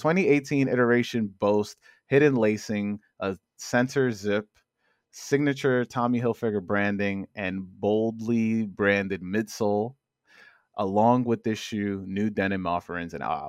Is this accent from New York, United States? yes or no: yes; New York City, New York, United States; Growing up in Queens, Corona, Queens